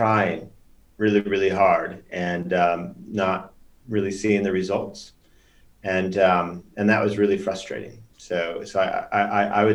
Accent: Chicago, Illinois, United States; moved away as an adult; also born or lived in Norway; now in London, United Kingdom; grew up in Chicago for the most part

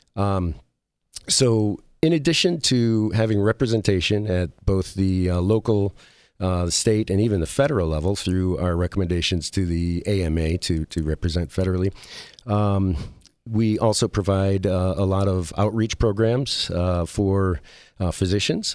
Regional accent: Midwest, United States; moved away as an adult; now in Las Vegas, United States; grew up in the Midwest

